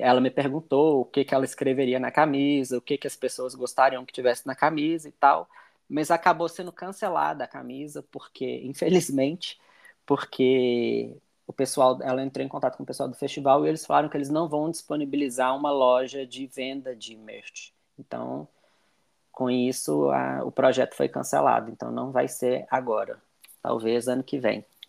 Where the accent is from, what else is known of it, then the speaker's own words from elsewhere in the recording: Belo Horizonte, Minas Gerais, Brazil; eu sou de Belo Horizonte